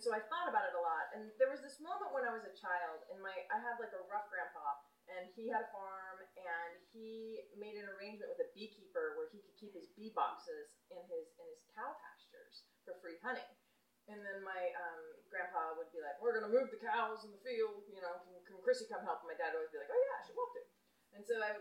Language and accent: English; United States; also born or lived in Michigan; now in San Francisco, United States; I grew up outside of Yellowstone Park